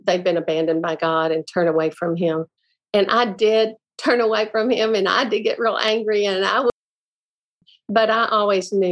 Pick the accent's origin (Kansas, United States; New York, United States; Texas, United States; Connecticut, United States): Texas, United States; Beaumont; also born or lived in Hattiesburg, Mississippi / Houston, Texas; in a couple of years, he got an opportunity in Beaumont, Texas, and we moved there. And so I spent most of my life in Beaumont, Texas